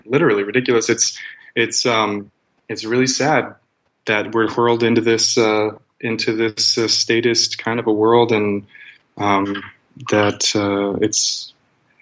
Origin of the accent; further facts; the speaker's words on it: Arizona, United States; I'm from Arizona, which is as statist of a state as they come